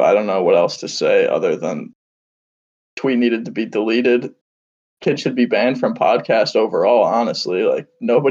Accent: Chicago, Illinois, United States; also born and raised from Chicago

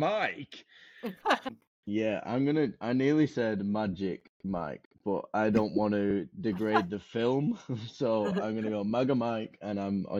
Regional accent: England, United Kingdom; no, whoa, we don't get those in England.

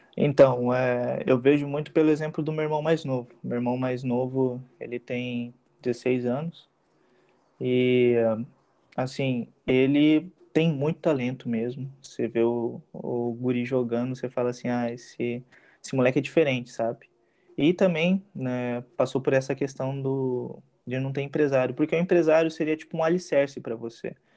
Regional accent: Rio Grande do Sul, Brazil; also born or lived in United States; now in Taubaté, Brazil; eu sou natural do Rio Grande do Sul, mas eu moro em Taubaté faz muitos anos

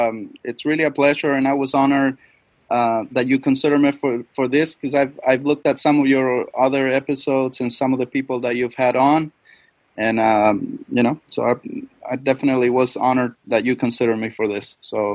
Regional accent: Chile; moved away; I'm originally from Chile. Chile is South America, right next to Argentina. It's a very long country.

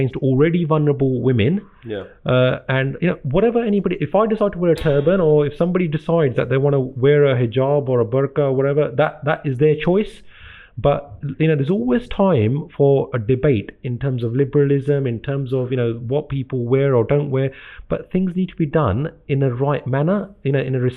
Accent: Gravesend, South East England, United Kingdom; also born or lived in India / Slough; I'm born and brought up in Britain.

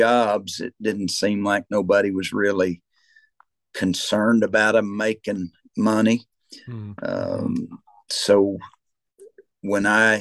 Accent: Locust Grove, Oklahoma, United States; where I grew up in Locust Grove

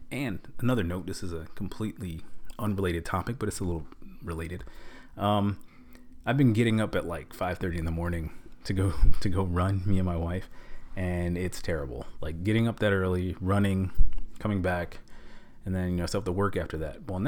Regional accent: New York, United States; You know, that's that's my MLS team. I'm from New York, so.

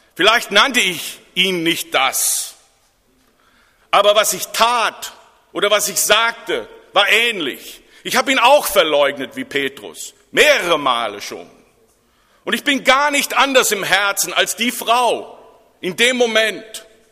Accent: Germany

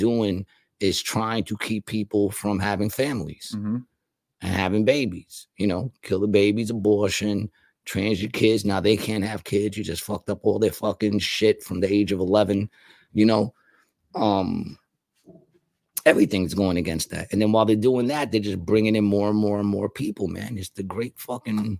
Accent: Puerto Rico; I'm saying that as a Puerto Rican from the hood

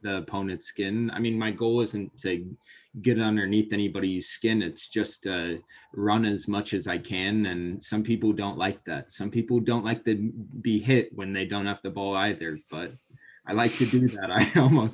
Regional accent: Vancouver, Washington, United States; I grew up in Vancouver, Washington. A lot of my family had been there

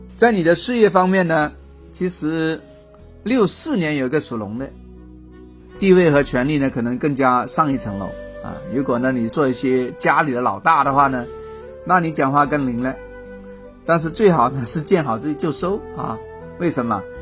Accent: China; 我们中国人

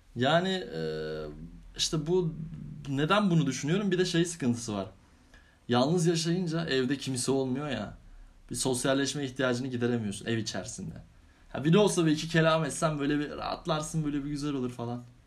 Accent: Istanbul, Turkey; ben İstanbulluyum. Ha, yedi, gö- yedi göbek İstanbulluyuz.

